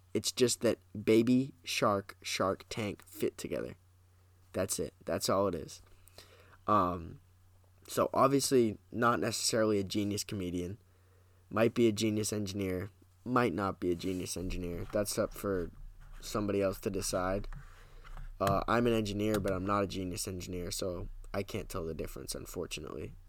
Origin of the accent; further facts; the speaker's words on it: New Hampshire, United States; also born or lived in Massachusetts; But I will say I am from New Hampshire, so I'm in New Hampshire right now.